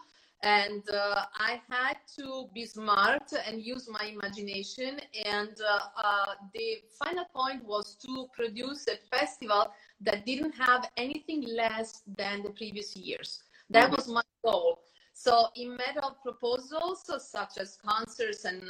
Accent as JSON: {"language": "English", "town": "Terni", "region": "Umbria", "country": "Italy", "tie": "born or raised there", "moved": "yes", "lives_now": "United States", "said": "I was born in Terni. That's Umbria."}